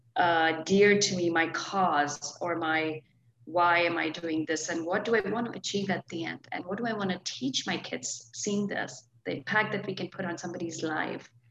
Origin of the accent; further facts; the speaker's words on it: India; moved away as an adult; now in Portland, United States; I was born and brought up in India